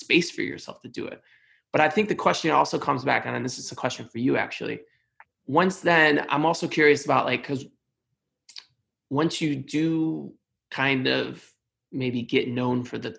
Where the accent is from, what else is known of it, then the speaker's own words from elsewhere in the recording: Cleveland, Ohio, United States; now in New York, United States; I come from Cleveland, Ohio, very blue collar, you know, low to middle class background